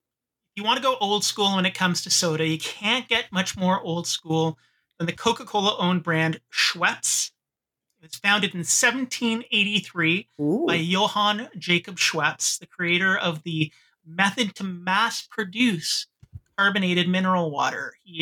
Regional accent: Canada; as a Canadian.

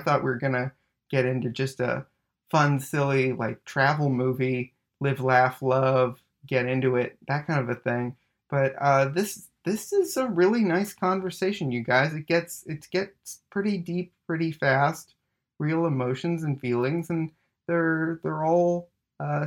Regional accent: Winnipeg, Manitoba, Canada; moved away; we're both from Winnipeg originally

